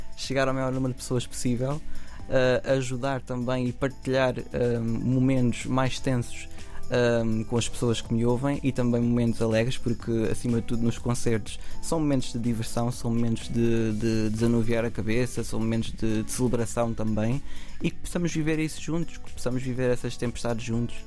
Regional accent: Samora Correia, Santarém District, Portugal; minha terra, portanto, na Venta e Samora Correia

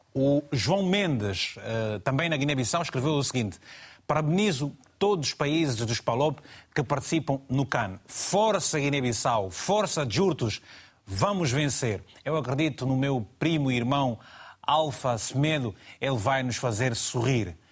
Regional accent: Malanje, Angola; Malange, minha terra

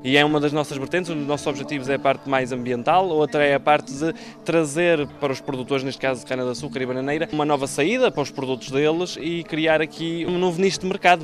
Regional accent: Canhas, Madeira, Portugal; also born or lived in Venezuela; Sou daqui dos Canhas, fui, eu nasci na Venezuela, mas fiquei desde, desde os 5 anos que, que estou cá na, na, nos Canhas. Cresci

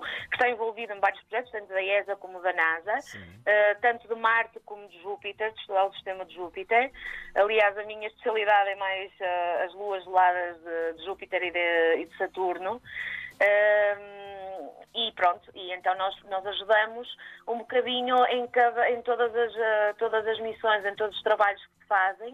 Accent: Maia, Norte, Portugal; also born or lived in Matosinhos; eu sou aqui do norte, portanto uhum. Hum, sou da uh, cresci na Maia, mas sou de Matosinhos, portanto sou sempre aqui mais ou menos do lado

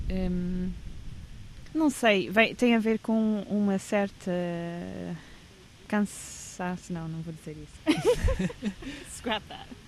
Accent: England, United Kingdom; É um documentário de arquivos que tem a ver com o momento em que eu cresci na Inglaterra nos anos 90

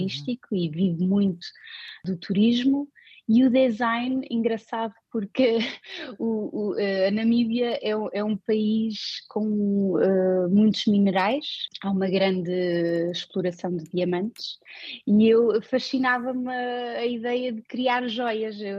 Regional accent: Portugal; now in Oslo, Norway; agora também me sinto em casa na Noruega, portanto isto, isto é um bocado uh, de onde é que eu sou. eu sou, eu sou portuguesa, mas eu sou do mundo.

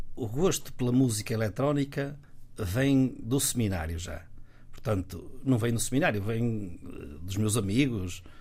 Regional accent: Guimarães, Braga, Portugal; Sou natural de Guimarães

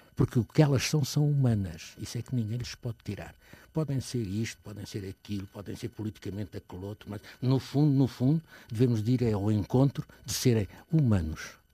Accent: Portugal; sou português, portanto, e como português, gosto de ser português

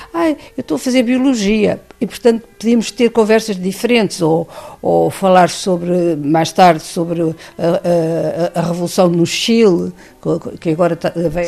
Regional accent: Portugal; venho de Portugal

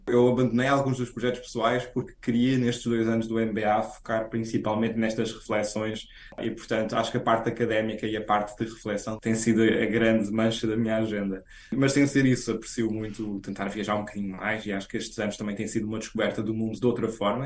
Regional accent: Azores, Portugal; moved away as an adult; also born or lived in Brussels; now in Boston, United States; sendo açoriano

